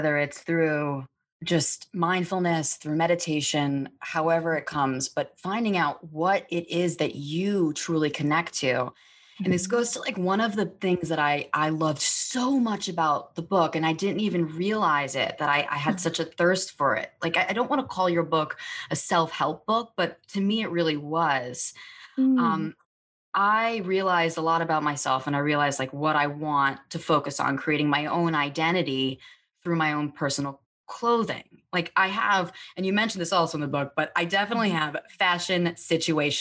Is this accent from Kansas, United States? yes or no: no; New York City, New York, United States; I'm from Staten Island